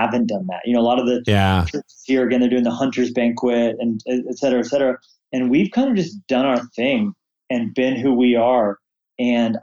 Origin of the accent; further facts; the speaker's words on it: Rocky Mountains of Colorado, United States; also born or lived in Orange County, California; now in Montana, United States; I grew up in the Rocky Mountains of Colorado